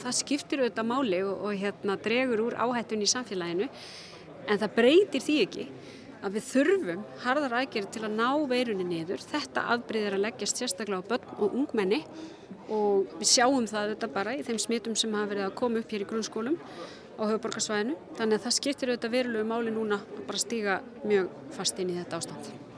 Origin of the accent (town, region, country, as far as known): Iceland